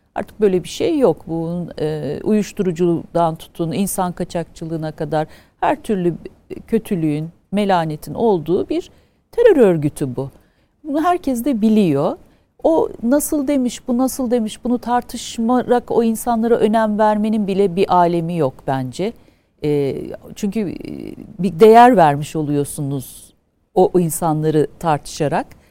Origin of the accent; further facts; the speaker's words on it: Afyonkarahisar, Turkey; Biz Afyonluyuz